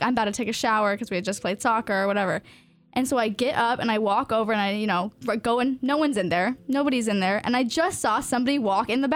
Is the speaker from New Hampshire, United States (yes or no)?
no; Virginia, United States; also born or lived in Coos Bay, Oregon; we moved to Virginia because I was born in Coos Bay, Oregon. And then we moved to Virginia